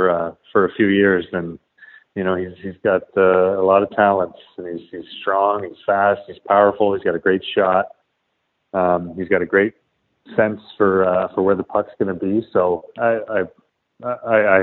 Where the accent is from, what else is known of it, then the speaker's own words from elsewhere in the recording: Toronto, Ontario, Canada; moved away as an adult; also born or lived in Columbus / New York; growing up in Toronto